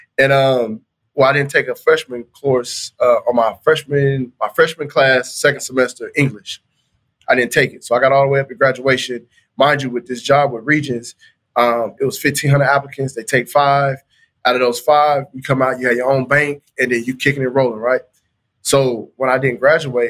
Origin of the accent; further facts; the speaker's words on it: Anderson, Indiana, United States; moved away as an adult; also born or lived in Florida / Tuskegee, Alabama; I was born in Florida, but I was raised in Anderson, Indiana.